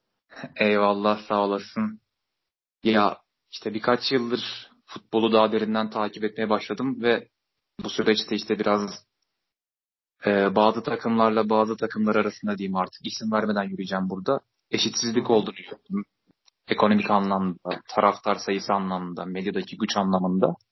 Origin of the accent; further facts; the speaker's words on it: Hatay, Turkey; Hataylıyım ben